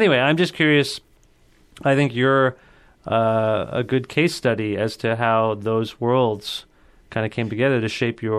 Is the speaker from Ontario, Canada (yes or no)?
yes; Cambridge, Ontario, Canada; also born or lived in Guelph; I'm from Cambridge.